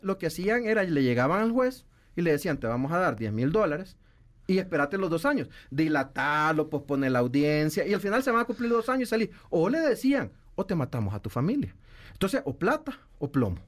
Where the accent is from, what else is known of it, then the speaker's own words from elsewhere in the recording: El Salvador; nosotros como salvadoreños